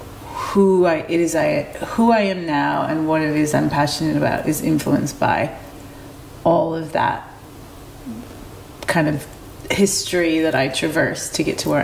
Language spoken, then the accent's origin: English; Detroit, Michigan, United States; moved away; also born or lived in South America; I was born and raised in Detroit, Michigan, USA